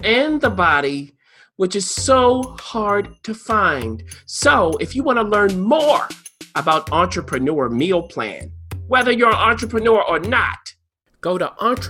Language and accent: English; Baltimore, Maryland, United States; I'm from Baltimore.